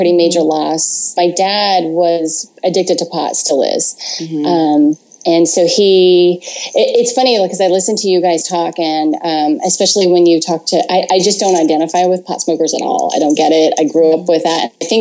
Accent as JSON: {"language": "English", "town": "Atascadero", "region": "California", "country": "United States", "tie": "born or raised there", "said": "I grew up in Atascadero, California"}